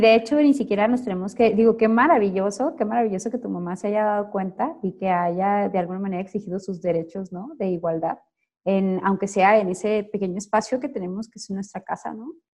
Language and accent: Spanish; Sonora, Mexico; moved away as an adult; now in Jalisco, Mexico; soy una sonorense que tiene seis años viviendo acá en Jalisco